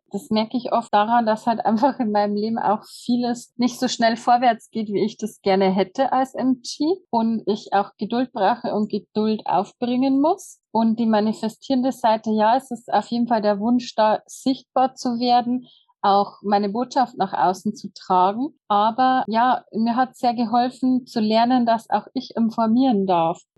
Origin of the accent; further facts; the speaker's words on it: Bavaria, Germany; wie gesagt, ich komme aus dem Bayerischen Wald